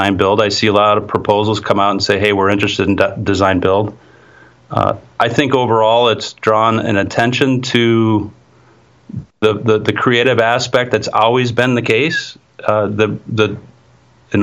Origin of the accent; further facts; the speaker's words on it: Wisconsin, United States; my home state of Wisconsin